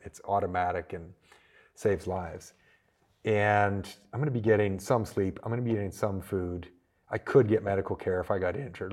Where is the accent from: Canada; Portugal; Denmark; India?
Canada; small town near Toronto, Ontario; moved away as an adult; also born or lived in Georgia, United States / North Carolina, United States; now in United States; I was born small town Canada, um, not too far from Toronto